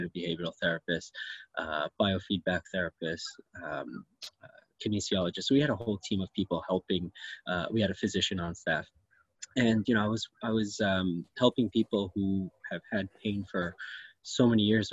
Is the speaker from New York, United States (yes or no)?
yes; New York, United States; moved away as an adult; also born or lived in Syracuse; now in Richmond Hill, Canada; I was actually born and raised in New York and trained in New York